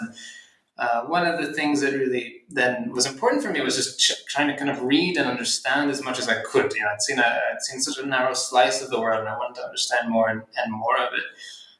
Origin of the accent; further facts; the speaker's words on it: Philadelphia, Pennsylvania, United States; I'm from Philadelphia, and so I kind of wanted to have an adult relationship to the city I grew up